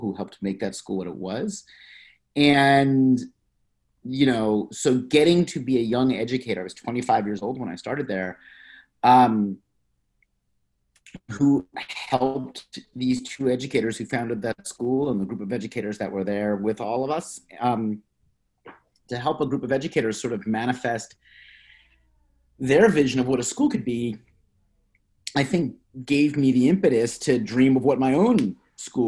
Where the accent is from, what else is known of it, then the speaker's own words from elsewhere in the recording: Philadelphia, Pennsylvania, United States; moved away as an adult; also born or lived in New York City; I'm from Philadelphia. I grew up outside of Philadelphia, went to college inside Philadelphia, always viewed it as home.